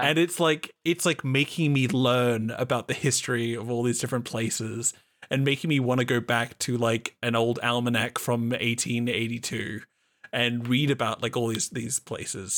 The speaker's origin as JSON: {"language": "English", "country": "Australia", "said": "I am an Australian"}